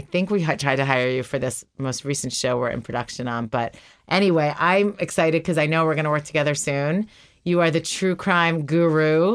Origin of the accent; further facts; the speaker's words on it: New York, United States; I grew up in New York